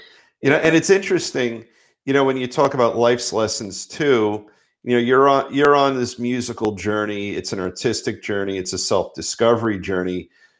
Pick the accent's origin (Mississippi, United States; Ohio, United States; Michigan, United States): Michigan, United States; Mattawan; the town that I grew up in Mattawan